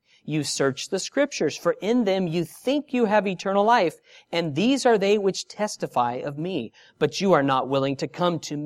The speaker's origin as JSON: {"language": "English", "town": "San Diego", "region": "California", "country": "United States", "moved": "yes", "lives_now": "Australia", "said": "I'm from San Diego, and here I am in Australia"}